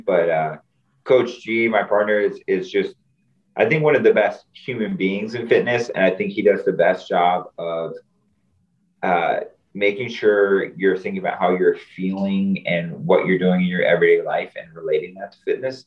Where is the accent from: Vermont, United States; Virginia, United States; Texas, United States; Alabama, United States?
Virginia, United States; moved away as an adult; now in Washington, D.C., United States; growing up in Virginia